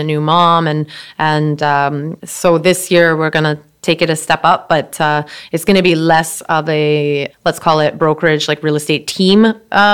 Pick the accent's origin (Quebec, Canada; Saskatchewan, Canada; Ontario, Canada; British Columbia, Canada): British Columbia, Canada; Surrey; I grew up in Surrey